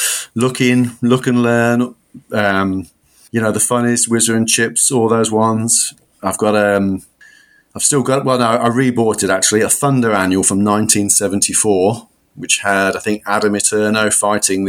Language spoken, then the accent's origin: English; Solihull, West Midlands, United Kingdom; moved away as an adult; now in Australia; So I'm from the Midlands. I'm from Birmingham, a leafy suburb on the south west fringes, I guess, of Birmingham, Solihull